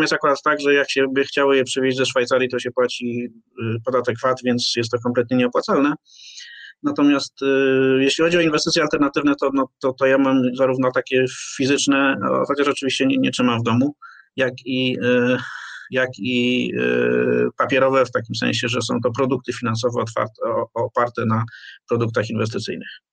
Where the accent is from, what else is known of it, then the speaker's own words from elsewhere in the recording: Poznań, Greater Poland, Poland; pochodzę z Poznania, więc mam w sobie dyscyplinę finansową